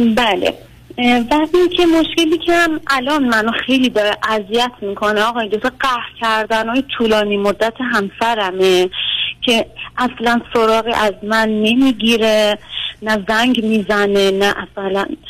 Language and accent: Persian; Tehran Province, Iran; ما که تهرانیم